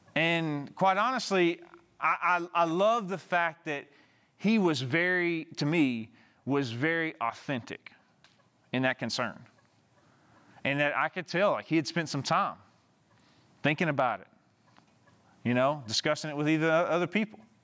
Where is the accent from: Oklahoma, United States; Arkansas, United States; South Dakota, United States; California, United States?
Arkansas, United States; Southeast; moved away; my hometown, like, at a small town, uh, that I grew up in, in Southeast Arkansas